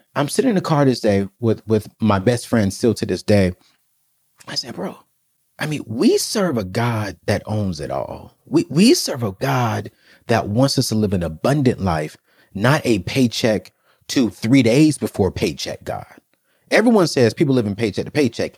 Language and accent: English; United States; I'm American